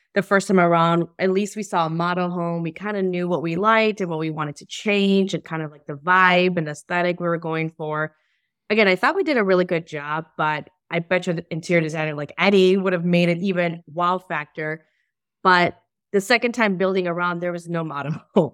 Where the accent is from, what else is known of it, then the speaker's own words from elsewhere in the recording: Chicago, Illinois, United States; I'm from Chicago.